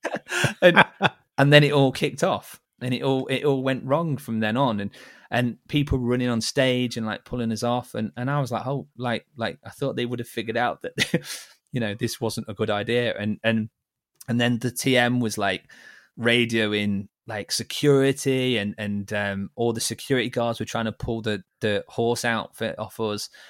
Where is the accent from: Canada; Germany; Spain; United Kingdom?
United Kingdom; Liverpool, North West England; also born or lived in Derby; I was born in Liverpool